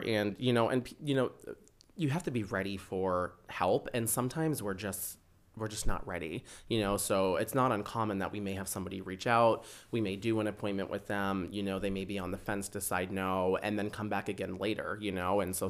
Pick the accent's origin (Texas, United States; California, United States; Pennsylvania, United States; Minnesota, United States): Minnesota, United States; Rochester; That is true. Yes. So I am from Rochester.